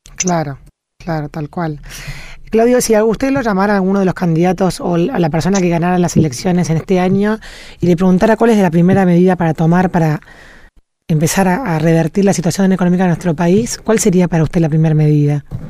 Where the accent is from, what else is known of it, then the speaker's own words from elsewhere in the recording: Argentina; nosotros como argentinos